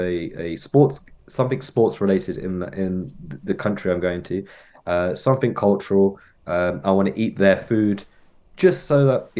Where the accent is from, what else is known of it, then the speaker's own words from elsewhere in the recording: Cox Green, South East England, United Kingdom; growing up in Maynard, I'm in Cox Green, this is my town, blah blah.